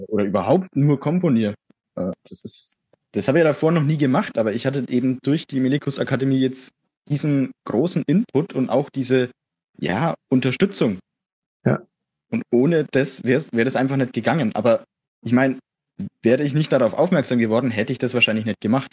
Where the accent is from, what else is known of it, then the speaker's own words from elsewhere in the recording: near Erlangen, Middle Franconia, Bavaria, Germany; komme aus der Nähe von Erlangen, ich bin aus Mittelfranken